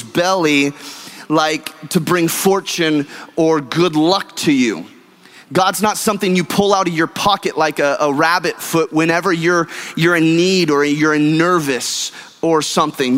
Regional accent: California, United States; now in Texas, United States; I'm a Californian by birth and a Texan by choice. And growing up in California, we have all religions and all cultures

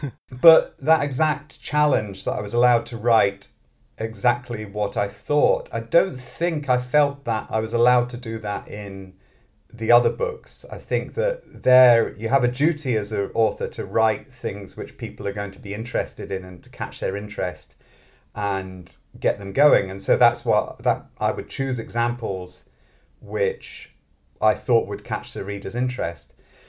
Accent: Scotland, United Kingdom; moved away as an adult; also born or lived in London / Manchester / Oxford; now in Sweden; Yeah, so I'm British originally. I grew up in Scotland, but I don't have a Scottish accent because I'm originally born in London. And I've moved around a lot.

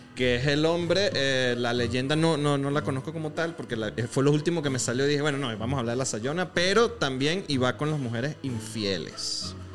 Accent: Venezuela; now in Mexico

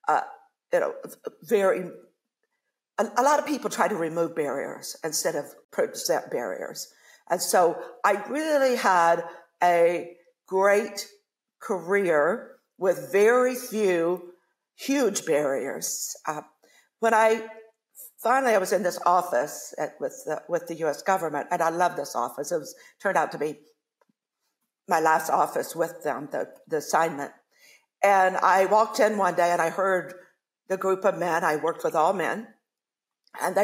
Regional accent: Ohio, United States; I grew up in Ohio

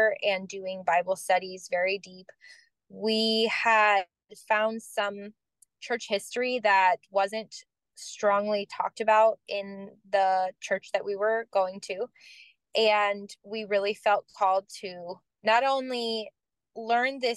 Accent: Florida, United States; moved away as an adult; now in Tennessee, United States; I'm from Florida.

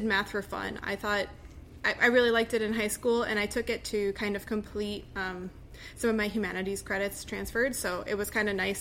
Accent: Buffalo, New York, United States; moved away as an adult; also born or lived in Rochester, New York / Connecticut; now in Washington, D.C., United States; I grew up in Buffalo, New York

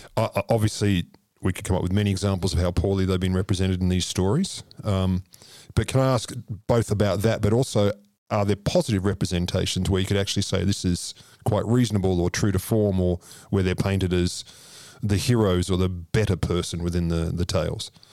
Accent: Australia; I'm an Australian.

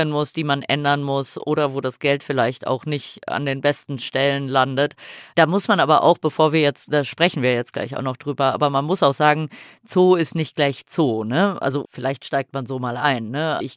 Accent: Switzerland; Ich komme aus der Schweiz, Frauke ist in Frankfurt zugestiegen

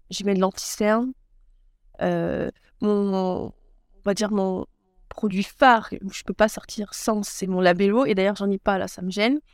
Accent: Troyes, Grand Est, France; also born or lived in Aix-Marseille / Loire; Je suis native euh, de Troyes, donc dans l'Aube, dans le 10

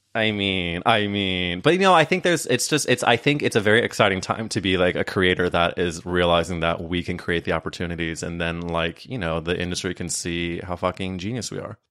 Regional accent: Midwest, United States; I was growing up in the Midwest

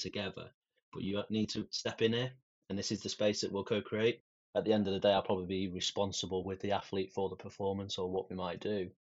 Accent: Manchester, North West England, United Kingdom; I grew up in South Manchester, and it's tough

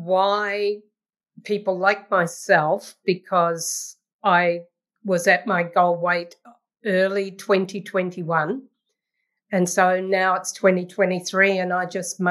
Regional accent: New Zealand; moved away as an adult; now in Ottawa, Canada; I'm a New Zealander and currently in New Zealand

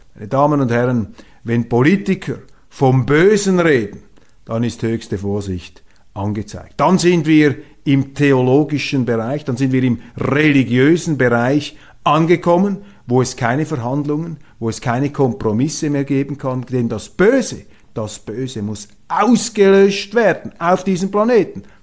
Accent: Switzerland; Als Schweizer

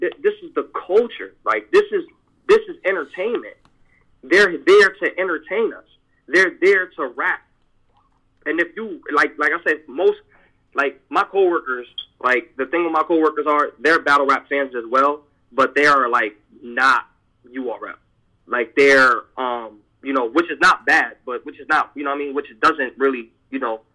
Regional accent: East Coast, United States; I'm from the East Coast

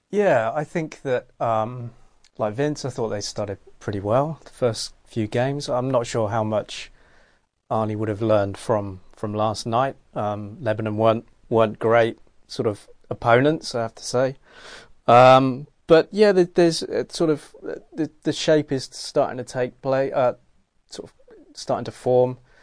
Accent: England, United Kingdom; now in Australia; I'm English

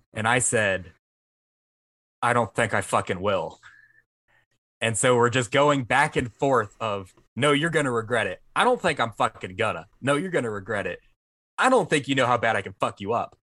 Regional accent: Vancleave, Mississippi, United States; I'm from Van Cleef

